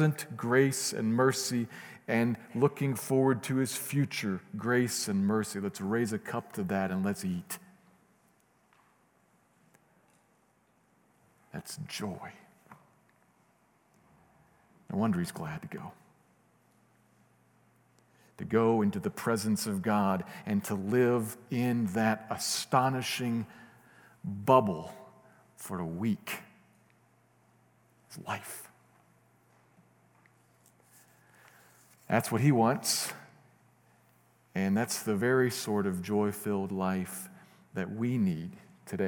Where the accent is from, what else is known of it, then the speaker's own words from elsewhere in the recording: Midwest, United States; moved away; I'm from the Midwest